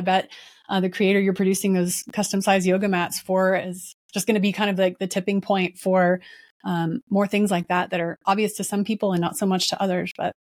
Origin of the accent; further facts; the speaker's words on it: Dallas, Texas, United States; I'm from Dallas